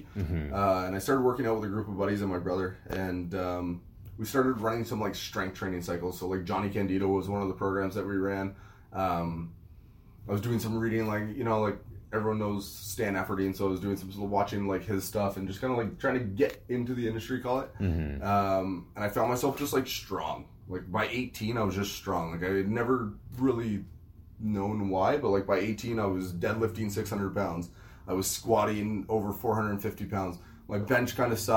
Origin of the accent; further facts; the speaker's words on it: Ottawa, Ontario, Canada; I grew up in Ottawa, Ontario, in Orleans, actually, where the gym is located